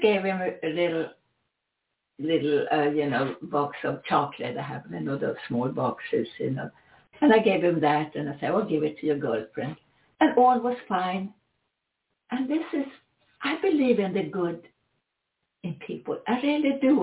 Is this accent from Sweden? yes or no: yes; Sweden; accent: Swedish; English is a second language; my Swedish accent